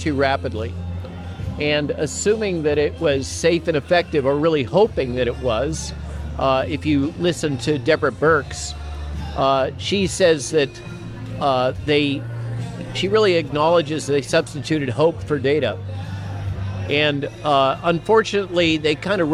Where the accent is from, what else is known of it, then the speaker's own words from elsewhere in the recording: Central Coast of California, United States; I grew up in the Central Coast of California